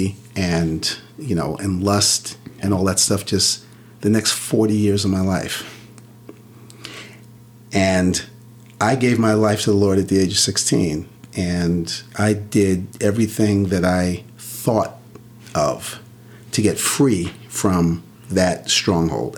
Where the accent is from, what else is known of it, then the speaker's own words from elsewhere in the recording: Central Islip, New York, United States; We grew up on Long Island, in the middle of Long Island, middle of Suffolk County, a town called Central Islip